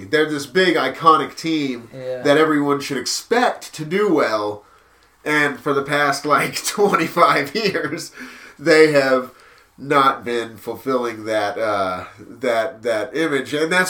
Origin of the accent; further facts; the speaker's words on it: Texas, United States; I'm a Texan, you know? And when you're raised a Cowboy fan